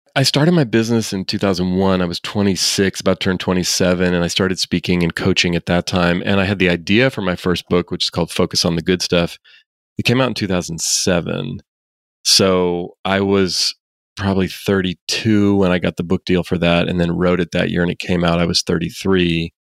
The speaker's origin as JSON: {"language": "English", "town": "Oakland", "region": "California", "country": "United States", "tie": "born or raised there", "said": "I actually grew up here in the Bay Area where I still live. I grew up in Oakland"}